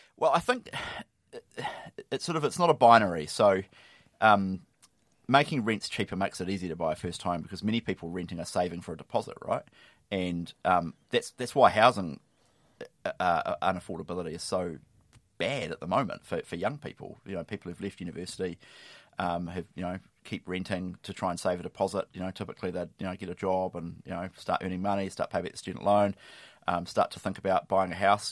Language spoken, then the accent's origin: English; Lower Hutt, Wellington, New Zealand; I grew up on the Hutt